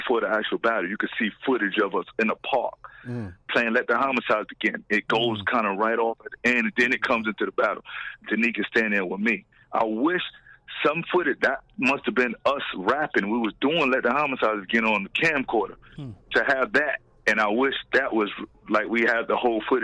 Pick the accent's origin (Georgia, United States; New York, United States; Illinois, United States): New York, United States; New York City; Me and AG, we're from Patterson Project